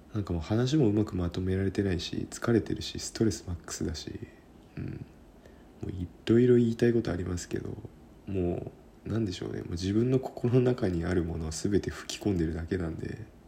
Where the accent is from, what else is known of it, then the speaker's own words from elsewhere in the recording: Kyushu, Japan; also born or lived in Sendai; now in Tokyo, Japan; 九州が地元なんですけどね